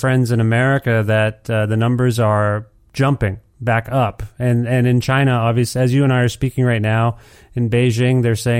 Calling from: Canada; I'm calling you from Canada

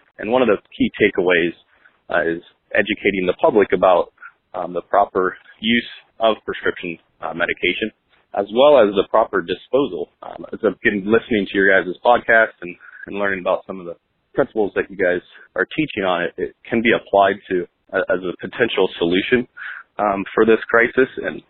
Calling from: Columbus, Ohio, United States; I'm calling from Columbus, Ohio.

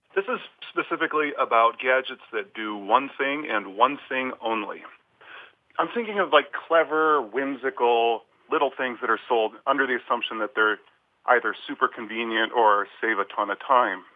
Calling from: Rochester, New York, United States; I'm calling from Rochester, New York.

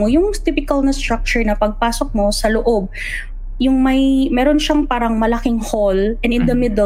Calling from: Dubai, United Arab Emirates

